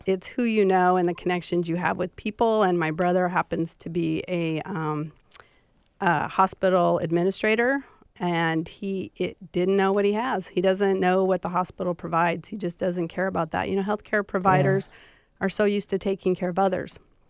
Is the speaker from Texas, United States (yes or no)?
no; Montana, United States; accent: Montana accent; moved away; I am from Montana